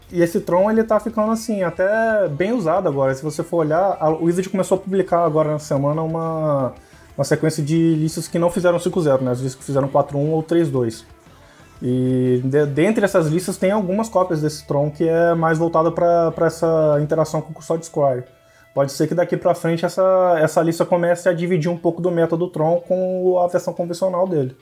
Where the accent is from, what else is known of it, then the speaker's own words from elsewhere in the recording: Campos dos Goytacazes, Rio de Janeiro, Brazil; now in Goiânia, Brazil; eu sou de Campos Goitacazes, que é interior do Sal do Rio